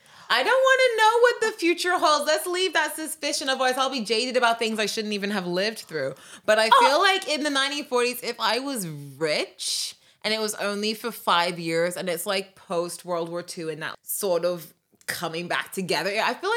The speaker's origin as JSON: {"language": "English", "country": "United Kingdom", "said": "I'm British, so I was thinking of this in the UK."}